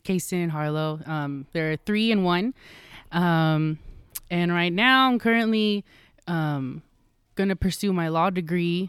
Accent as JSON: {"language": "English", "town": "Roseville", "region": "California", "country": "United States", "tie": "born or raised there", "said": "I was from Roseville"}